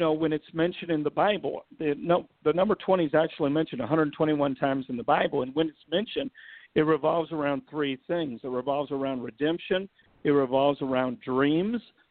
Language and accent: English; Chicago, Illinois, United States; also born or lived in Los Angeles, California; I'm from Chicago, the streets of Chicago. I'm not from the suburbs